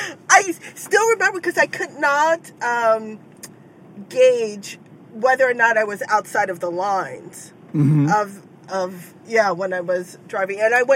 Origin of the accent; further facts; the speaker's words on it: New York City, New York, United States; See, I don't know if this is gendered or being a New Yorker